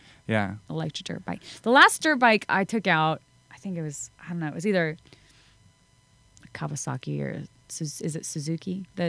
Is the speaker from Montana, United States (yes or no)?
yes; Bozeman, Montana, United States; Bozeman's my hometown.